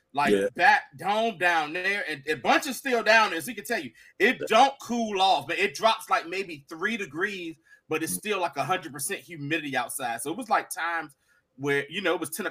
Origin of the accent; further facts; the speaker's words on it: Southeast Virginia, United States; now in Maryland, United States; me, …, and … here. We're from Southeast Virginia. But me and … are up in Maryland right now. So a week or two ago, I went back home